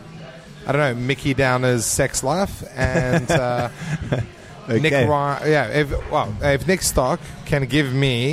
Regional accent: South Africa; now in Adelaide, Australia; as a South African

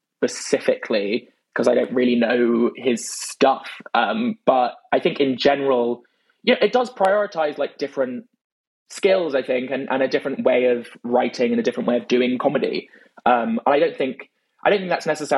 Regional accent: London, United Kingdom; accent: British; I grew up in London

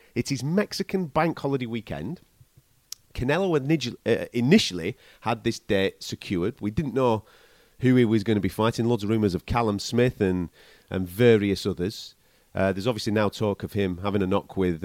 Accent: England, United Kingdom; from England

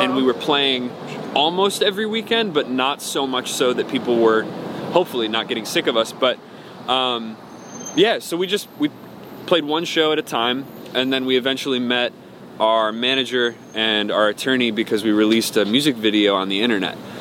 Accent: Cleveland, Ohio, United States; I was born in Cleveland, Ohio

